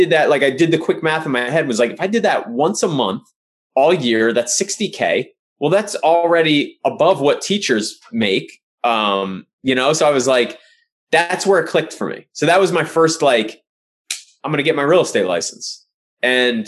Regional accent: Pottstown, Pennsylvania, United States; moved away; where I grew up in Pottstown, Pennsylvania

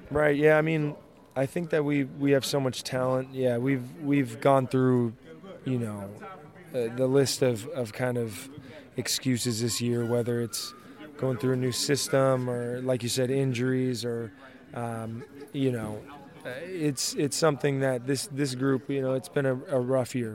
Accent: El Dorado Hills, California, United States; moved away; it's my hometown

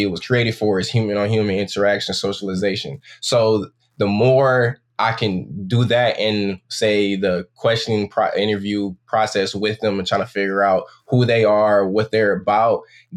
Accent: Saginaw, Michigan, United States; I'm from Saginaw, Michigan, and I'm 24 years old.

